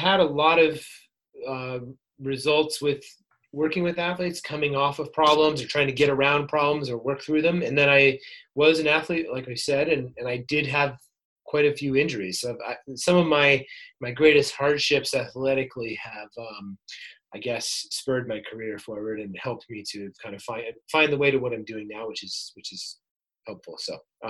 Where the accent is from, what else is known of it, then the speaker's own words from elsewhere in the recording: upstate New York, United States; moved away as an adult; also born or lived in Stanford, California; now in San Diego, United States; I grew up in upstate New York